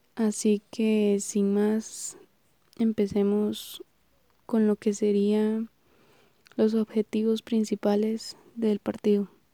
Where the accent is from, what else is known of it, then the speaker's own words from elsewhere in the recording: Heredia, Costa Rica; soy oriunda de Heredia